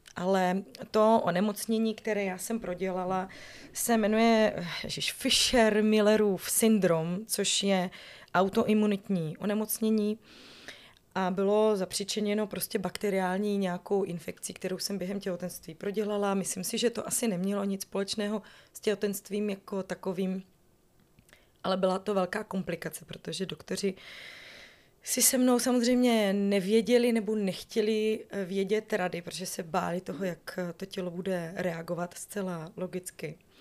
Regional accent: Northern Moravia, Czechia; moved away as an adult; also born or lived in Prague; já pocházím ze Severní Moravy, kde se mluví hrozně rychle ale eh, v Praze mi nikdo nerozuměl

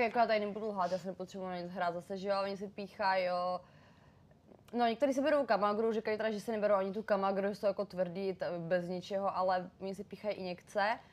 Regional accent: Příbram, Central Bohemian Region, Czechia; moved away as an adult; now in Prague, Czech Republic; já pocházím z Příbramy

